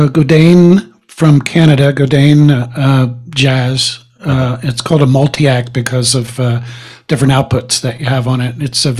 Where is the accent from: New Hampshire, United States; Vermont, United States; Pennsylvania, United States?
Pennsylvania, United States; Philadelphia; also born or lived in Boston / Virginia Beach / San Francisco / California; now in Reno, United States; I was born in Philadelphia. I'm a East Coast transplant.